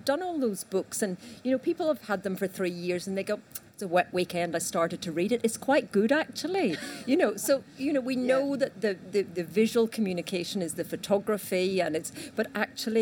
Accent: Northern Ireland, United Kingdom; accent: Northern Irish; my Northern Irish accent

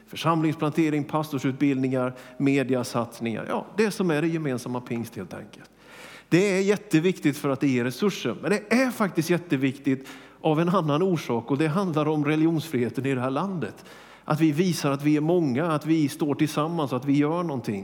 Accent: Småland, Sweden; now in Västerås, Sweden; jag är ju smålänning

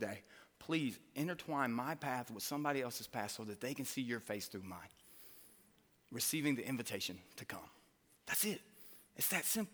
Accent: Hartsville, Tennessee, United States; I'm from Hartsville, Tennessee. You know, we don't really have a lot in Hartsville, Tennessee.

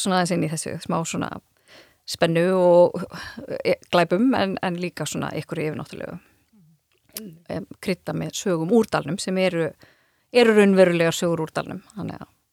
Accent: Dýrafjörður, Westfjords, Iceland; ég er úr dýrafjörðunum

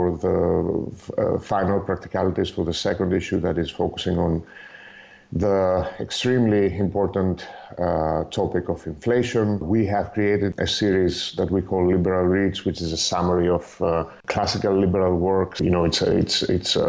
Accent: Greece; moved away as an adult; also born or lived in Netherlands; now in Belgium; I'm originally from Greece, but I've been living in the Benelux countries for 15 years now.

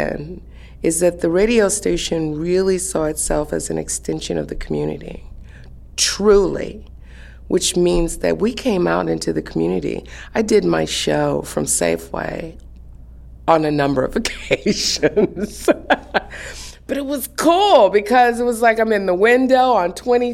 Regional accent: Seattle, Washington, United States; I was born in Seattle, Washington. So I grew up right here, literally

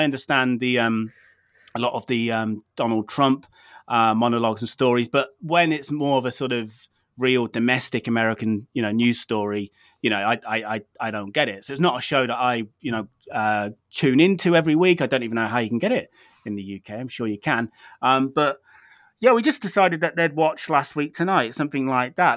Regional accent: United Kingdom; I'm British

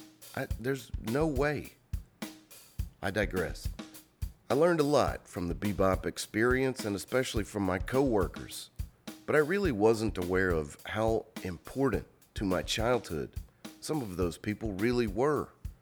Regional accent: Jackson, Mississippi, United States; I'm from Jackson, Mississippi.

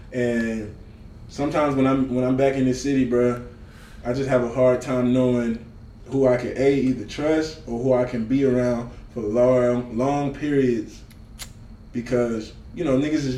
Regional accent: the South, United States; I'm from the South

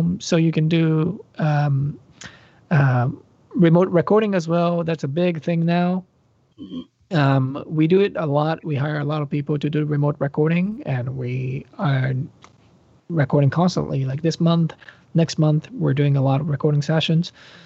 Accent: Japan; moved away; I grew up in Japan, Japan

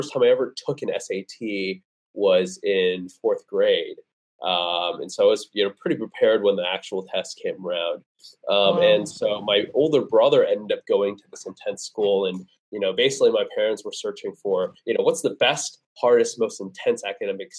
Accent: Vernon Hills, Illinois, United States; moved away as an adult; also born or lived in Aurora, Illinois; I grew up in the Chicago suburb.

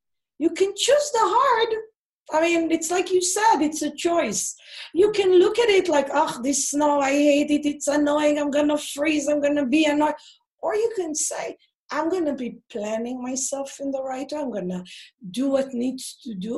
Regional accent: Israel; moved away; I grew up in Israel.

